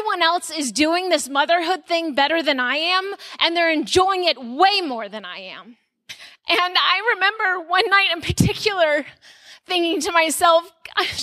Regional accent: Texas, United States; moved away as an adult; now in Arizona, United States; I'm a Texan transplant

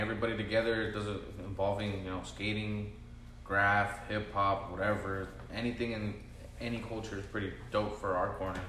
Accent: Vista, California, United States; I was raised in Vista, still in Vista.

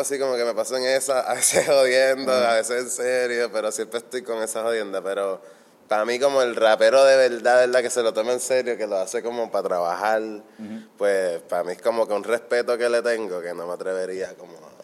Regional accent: Fajardo, Puerto Rico; moved away as an adult; also born or lived in Berkeley; yo soy del Conqui. De hecho, yo me voy a mudar para allá ahora de nuevo.

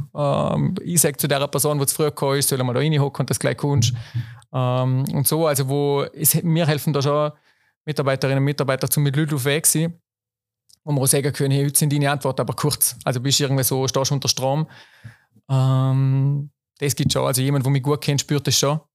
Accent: Schruns, Vorarlberg, Austria; ich bin selber noch in Schruns geboren.

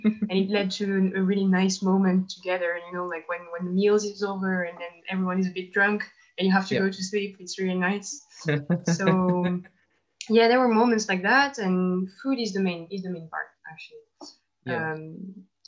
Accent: Toulouse, Occitania, France; English is a second language; moved away as an adult; now in Paris, France; I'm from Toulouse in France, a city of the south of France. Now I live in Paris because of work

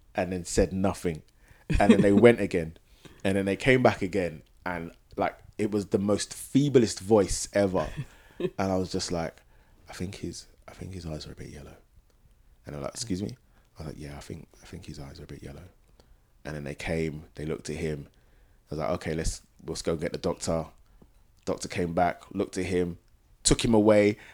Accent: Ghana; both Nana and I are, are from Ghana

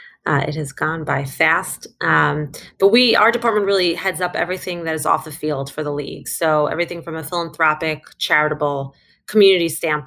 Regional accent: New York City, New York, United States; also born or lived in Manhattan, New York; I'm a New Yorker. I'm born and raised in Brooklyn. And you may hear that come out as we talk more

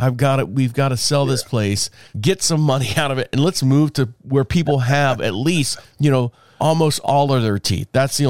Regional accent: Orlando, Florida, United States; Like I came from Orlando. So I have all these opportunities in Orlando to you know, thrive and make communications and connections and all that stuff.

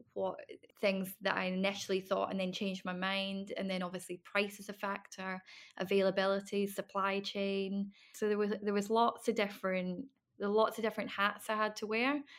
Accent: Isle of Bute, Scotland, United Kingdom; moved away as an adult; also born or lived in London; I came back to my hometown, um, Butte and moved back in with my family

